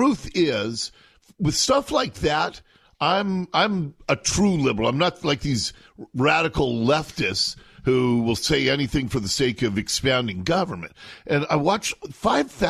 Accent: Seattle, Washington, United States; I grew up in Seattle, in Ballard

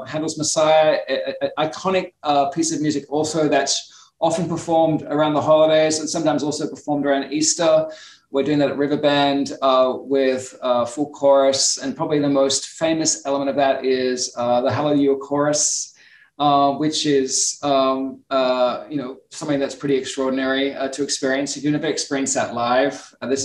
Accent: Australia; now in United States; I'm Australian, you know, we're a country of immigrants as well

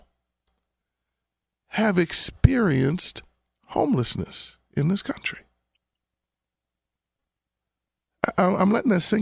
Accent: Abington, Pennsylvania, United States; I grew up out in Abington, Pennsylvania.

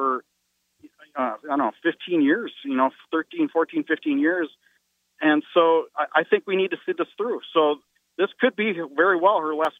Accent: North Dakota, United States; I'm from North Dakota

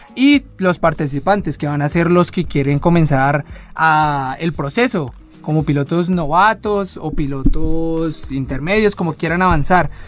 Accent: Colombia; en este momento somos cuatro colombianos

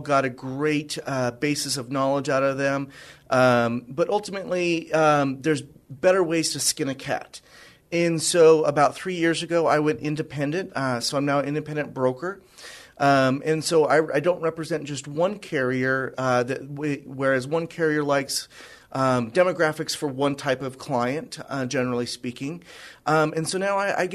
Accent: northern Idaho and Washington, Pacific Northwest, United States; moved away as an adult; also born or lived in Tacoma, Washington; now in San Antonio, United States; I am originally from the Pacific Northwest. I grew up in northern Idaho and Washington

